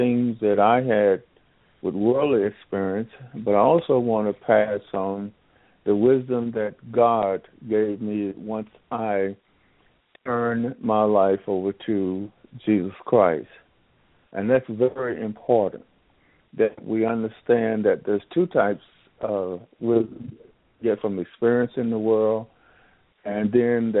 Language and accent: English; Jackson, North Carolina, United States; moved away; I was born and raised in Jackson, North Carolina, which is Northampton County